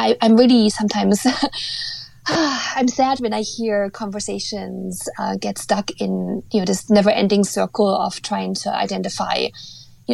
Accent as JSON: {"language": "English", "area": "Eastern Germany", "region": "East Germany", "country": "Germany", "tie": "born or raised there", "moved": "yes", "lives_now": "North America"}